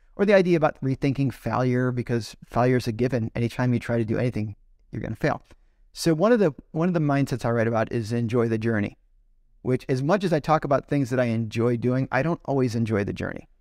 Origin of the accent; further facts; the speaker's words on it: Chicago, Illinois, United States; So, I knew him growing up in Chicago